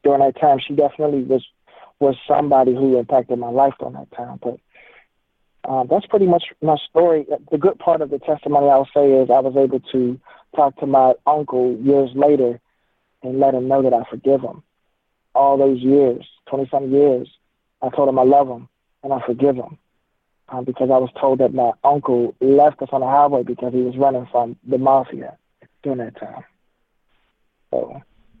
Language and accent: English; Washington, District of Columbia, United States; I was born in Southeast D.C.